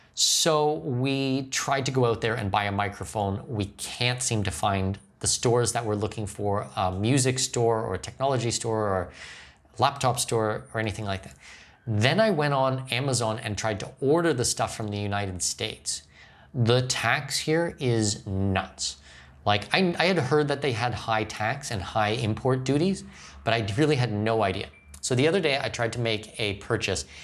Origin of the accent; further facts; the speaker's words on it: Ontario, Canada; now in Panama; I'm from Ontario